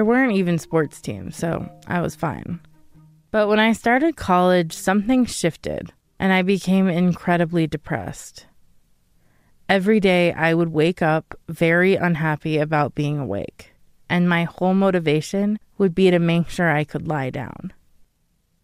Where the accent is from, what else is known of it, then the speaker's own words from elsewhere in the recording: Denver, Colorado, United States; I grew up in Colorado